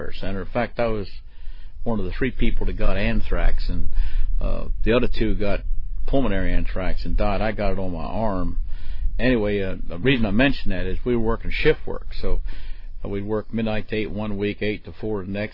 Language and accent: English; Maryland, United States; I was born and raised in Maryland